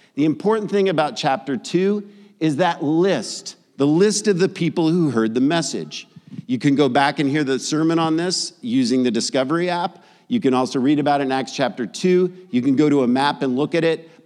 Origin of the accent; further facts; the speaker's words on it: San Jose, California, United States; also born or lived in New York; when we moved, um, at, at, I, age of ten, I moved from New York to San Jose, California